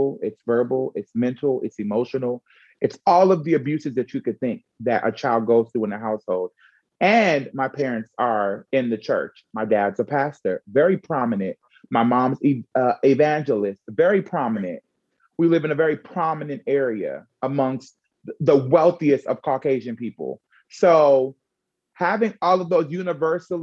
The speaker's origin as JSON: {"language": "English", "country": "Jamaica", "said": "I'm also Jamaican"}